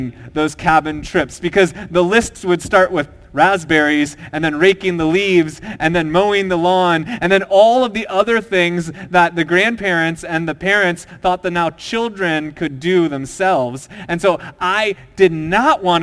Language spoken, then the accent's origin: English; Minnesota, United States; I grew up in a small town in Minnesota